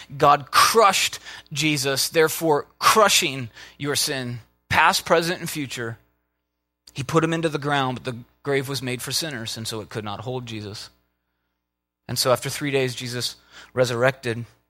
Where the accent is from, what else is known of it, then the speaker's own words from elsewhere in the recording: Minnesota, United States; I'm from Minnesota